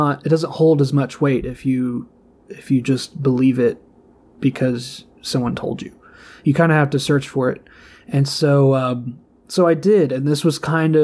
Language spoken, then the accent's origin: English; Southeastern Indiana, United States; moved away; I'm from Indiana originally. I'm from Indiana. Southeastern Indiana